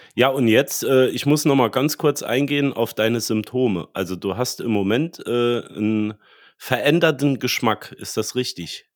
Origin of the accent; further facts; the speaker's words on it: Germany; wir als Deutsche